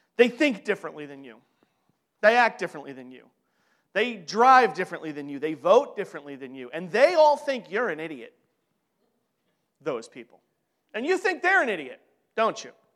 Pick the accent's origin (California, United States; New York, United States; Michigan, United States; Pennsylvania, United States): New York, United States; I'm from New York